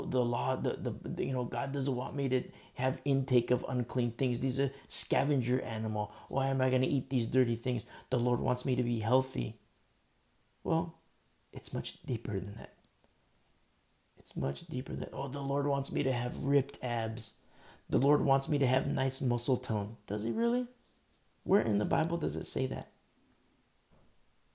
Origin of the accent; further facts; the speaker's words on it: United States; I'm American